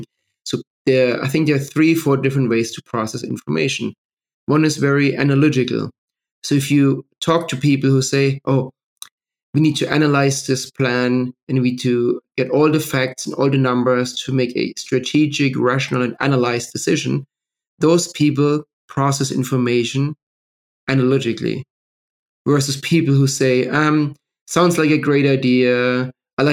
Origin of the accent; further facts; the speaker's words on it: Bavaria, Germany; also born or lived in New York; now in London, United Kingdom; I grew up in Bavaria with a very Christian, liberal, Catholic family